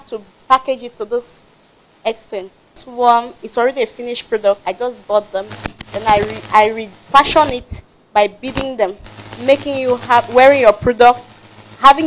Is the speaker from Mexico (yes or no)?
no; Cameroon; English is a second language; now in Nigeria; I'm a French Cameroonian, to be precise, and by birth, and I'm a Nigerian by marriage.